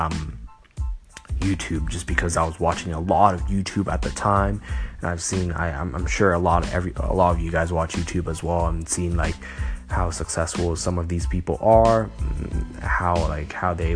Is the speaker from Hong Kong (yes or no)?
yes; Hong Kong; also born or lived in Los Angeles, United States; I was born in LA, but I grew up in Hong Kong